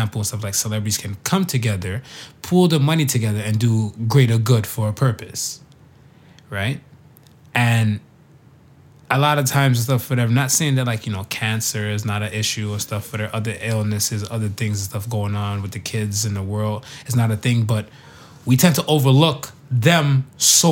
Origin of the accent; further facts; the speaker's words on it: the South, United States; I was raised in the South